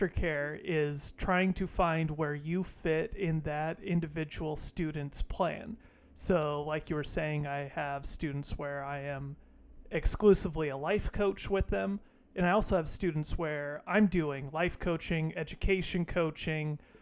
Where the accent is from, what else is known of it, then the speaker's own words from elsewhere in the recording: North Idaho, United States; also born or lived in Alaska / Washington; I was born a baby in Alaska. I grew up in North Idaho